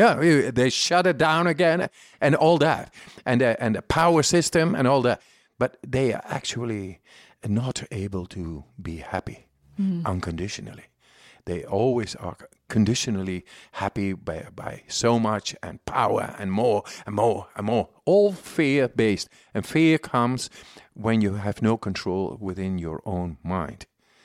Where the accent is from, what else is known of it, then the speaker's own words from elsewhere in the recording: Amsterdam, North Holland, Netherlands; And I'm from Amsterdam.